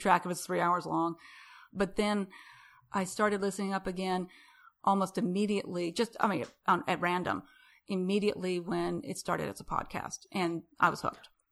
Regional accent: Rapid City, South Dakota, United States; now in Houston, United States; I'm from Rapid City.

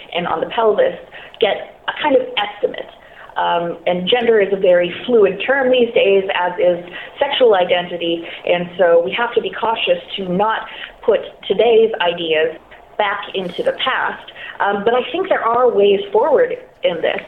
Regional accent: Canada; I'm Canadian.

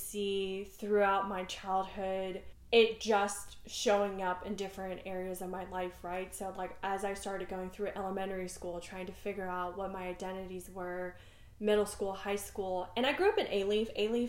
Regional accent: Netherlands; first language Dutch; English is a second language; now in Texas, United States; I grew up in the Netherlands, trying to figure out, and I definitely was one of the few Asian kids in my school. But my primary language was Dutch.

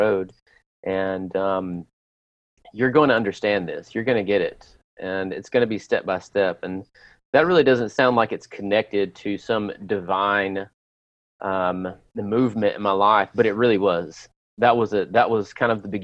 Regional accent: Lewisburg, Tennessee, United States; my pastor that I grew up with in Lewisburg, Tennessee

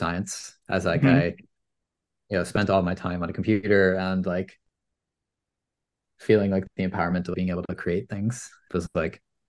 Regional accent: Maine, United States; born and raised in Maine, grew up spending a lot of time in my family business.

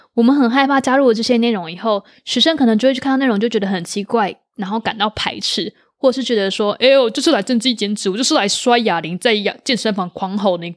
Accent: Taiwan; 我们是台湾人

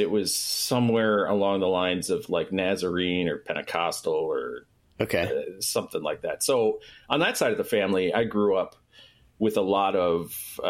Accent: Michigan, United States; Right here, Southeast Michigan.

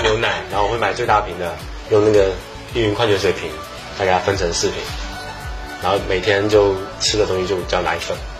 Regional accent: Fujian, China; moved away; 我们福建传统的菜

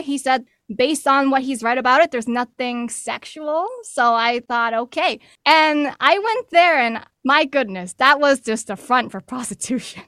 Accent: New York City, New York, United States; originally born and raised in New York City to working class Chinese immigrants

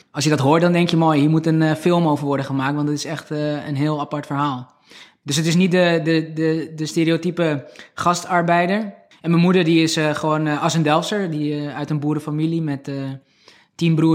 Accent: Alkmaar, North Holland, Netherlands; also born or lived in Turkey / Heiloo / Heemskerk; now in Beverwijk, Netherlands; Nee, ik ben geboren in Alkmaar. Ook tot mijn tiende daar gewoond. Daarna zijn we met mijn ouders naar Turkije verhuisd.

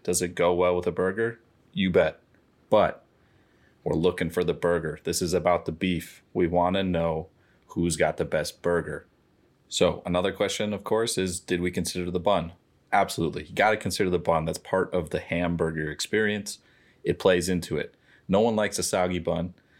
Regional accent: St. Louis Park, Minnesota, United States; I grew up in Saint Louis Park.

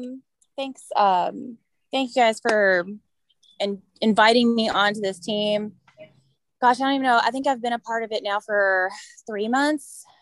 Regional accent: Louisville, Kentucky, United States; I was born and raised in Louisville

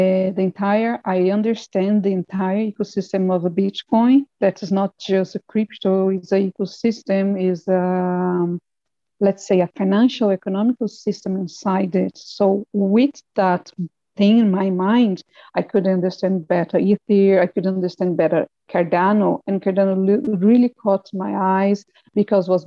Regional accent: Brazil; I am a teacher from Brazil

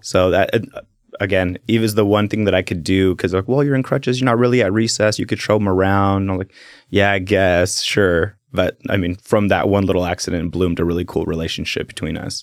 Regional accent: Salem, Oregon, United States; also born or lived in Keizer, Oregon; born and raised in, in Salem

